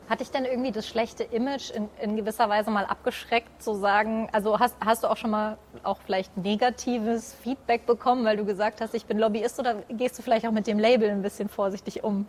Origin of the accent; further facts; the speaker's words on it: Hesse, Germany; bei uns in Hessen